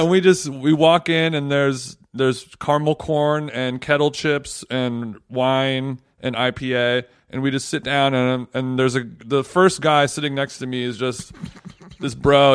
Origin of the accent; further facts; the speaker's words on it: Los Angeles, California, United States; now in New York, United States; I'm not from here. I'm from Los Angeles